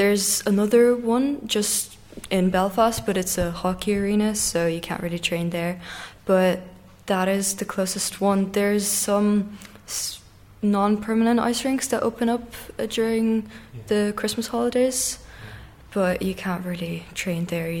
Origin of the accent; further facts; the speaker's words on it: Russia; moved away; also born or lived in Dublin, Ireland; Yeah, I was born in Dublin, yeah, but I started skating in Russia.